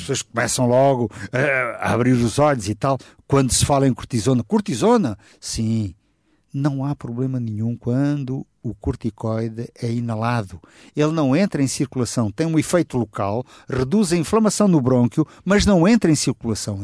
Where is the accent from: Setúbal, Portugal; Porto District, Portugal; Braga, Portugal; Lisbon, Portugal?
Setúbal, Portugal; eu sou da região de Setúbal, vivi lá, cresci lá